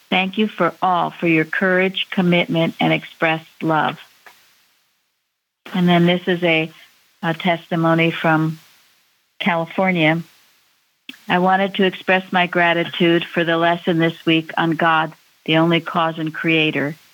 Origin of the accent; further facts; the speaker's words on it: Northern Ireland, United Kingdom; gratitude helped to end the conflict in Northern Ireland and to bring peace and harmony to my hometown.